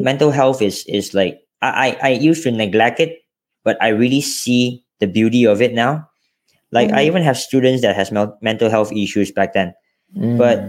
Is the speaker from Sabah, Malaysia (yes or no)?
no; Johor, Malaysia; also born or lived in Selangor; I was born in Selangor, but I grew up in Johor, and I finished my high school in Johor.